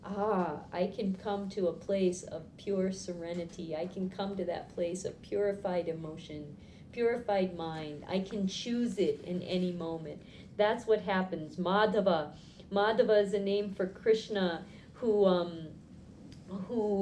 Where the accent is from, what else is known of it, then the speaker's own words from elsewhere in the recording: Boston, Massachusetts, United States; I grew up in Boston.